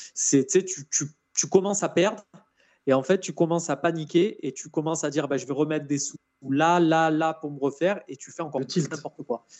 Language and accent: French; Marseille, Provence-Alpes-Côte d'Azur, France; Même si on est Marseillais